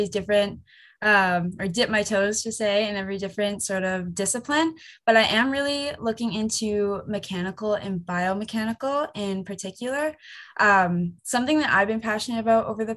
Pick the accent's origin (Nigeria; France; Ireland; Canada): Canada; Waterdown, Ontario; I am originally from Hamilton, a small town called Waterdown.